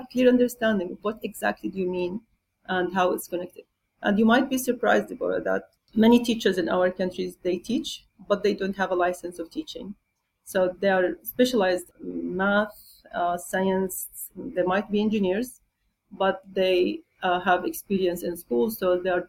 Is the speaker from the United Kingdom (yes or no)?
no; Jordan; now in Qatar; I'm originally from Jordan